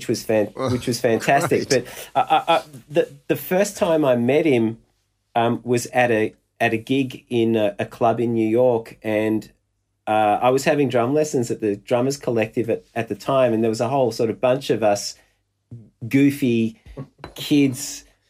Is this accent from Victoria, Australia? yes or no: yes; Melbourne, Victoria, Australia; You know, I'm a drummer from Melbourne, and I'm a massive fan.